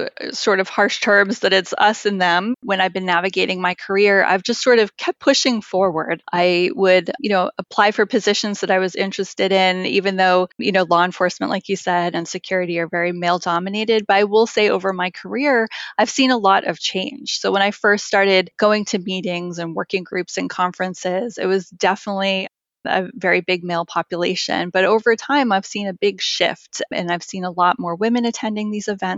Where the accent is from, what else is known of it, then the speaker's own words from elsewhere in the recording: Massachusetts, United States; I was born and raised in Massachusetts